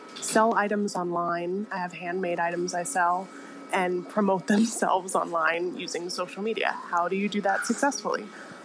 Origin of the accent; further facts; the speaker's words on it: Winchester, Virginia, United States; I am from Winchester, Virginia, but I'm actually in Dublin, Ireland right now.